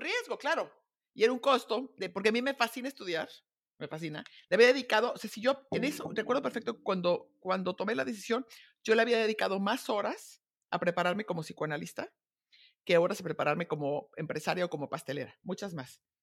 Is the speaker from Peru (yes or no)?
no; Guadalajara, Jalisco, Mexico; moved away as an adult; also born or lived in Zamora / United States / Munich; me casé de 20, me fui a vivir fuera de, de Guadalajara, a Zamora